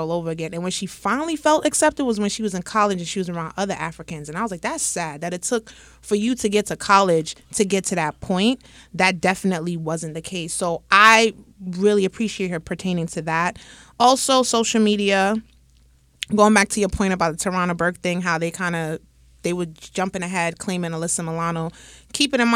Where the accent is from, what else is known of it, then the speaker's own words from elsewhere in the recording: Jamaica; being Jamaican